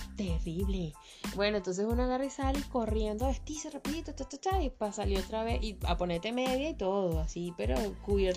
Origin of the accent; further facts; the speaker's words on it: Venezuela; now in Chile; como dice uno en Venezuela